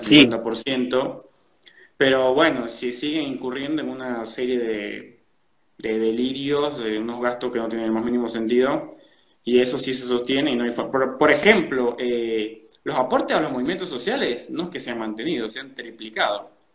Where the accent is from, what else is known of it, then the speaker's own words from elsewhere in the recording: Venezuela; now in Buenos Aires, Argentina; los venezolanos podríamos aprender